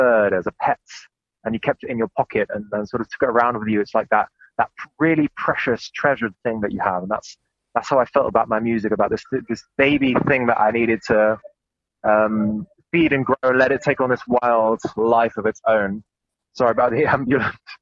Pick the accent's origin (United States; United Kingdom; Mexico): United Kingdom; England; now in Germany; I come from England